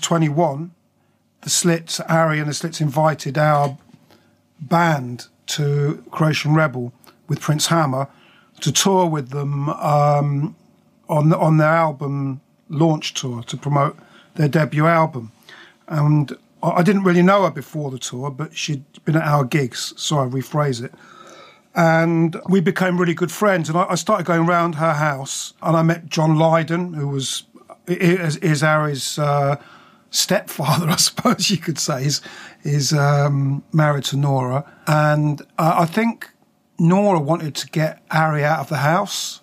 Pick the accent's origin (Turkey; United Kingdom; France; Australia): United Kingdom; High Wycombe, South East England; moved away as an adult; also born or lived in London / Slough, Berkshire; I went to school in, in Berkshire, in Slough, and then High Wycombe